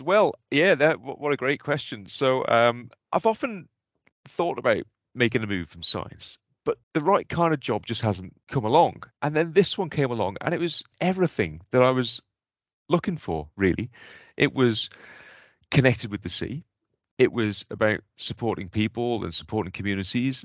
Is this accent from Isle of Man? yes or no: yes; Port St Mary, Isle of Man; moved away as an adult; now in Scotland; I grew up on the Isle of Man